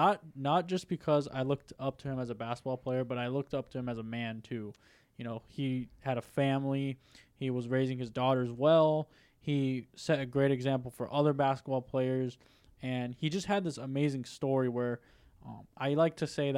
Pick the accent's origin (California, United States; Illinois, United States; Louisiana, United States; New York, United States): California, United States; San Diego; moved away; I grew up in San Diego, so not L.A., but San Diego's Lakers town.